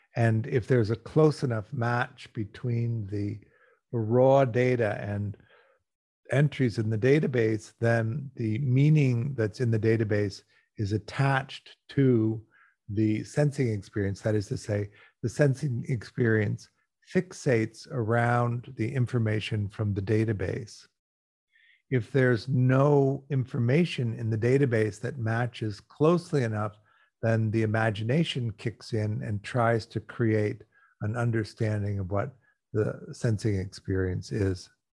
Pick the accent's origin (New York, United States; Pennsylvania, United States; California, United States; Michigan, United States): California, United States; Los Angeles; I'm talking to you from Los Angeles. I'm an American. I grew up here.